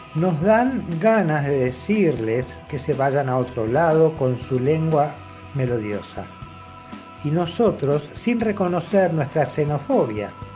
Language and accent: Spanish; Argentina; somos nosotros los argentinos